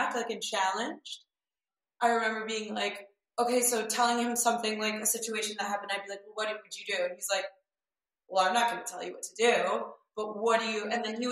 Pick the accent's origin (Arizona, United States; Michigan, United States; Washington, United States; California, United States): Michigan, United States; moved away; also born or lived in New York / Los Angeles; I grew up in Michigan and in a small town